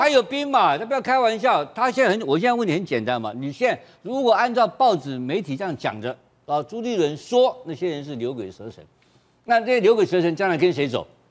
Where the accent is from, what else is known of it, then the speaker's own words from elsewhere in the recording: Taiwan; 我是这个眷村长大的，眷村长大的